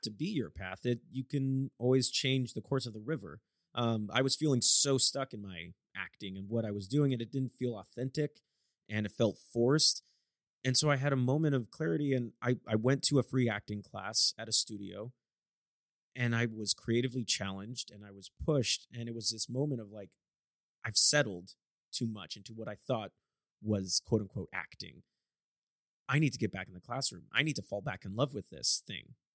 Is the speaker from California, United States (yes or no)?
yes; Vacaville, California, United States; my hometown is Vacaville, California.